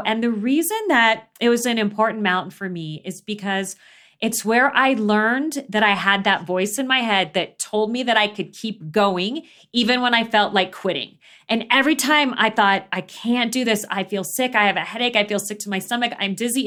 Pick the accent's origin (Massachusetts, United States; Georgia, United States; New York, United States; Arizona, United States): Arizona, United States; Phoenix; when I was growing up in Phoenix